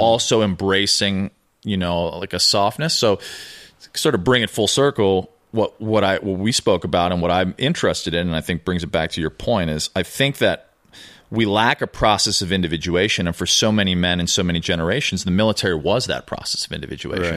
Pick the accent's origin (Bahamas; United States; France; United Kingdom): United States; Chicago, Illinois; moved away as an adult; also born or lived in New York / Venice Beach, California; now in Los Angeles, United States; I grew up in Chicago